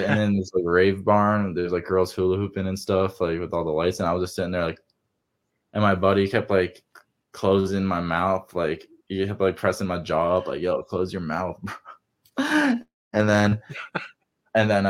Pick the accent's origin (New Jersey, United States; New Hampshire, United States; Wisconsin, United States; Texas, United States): New Jersey, United States; I grew up in the Appalachian Mountains in New Jersey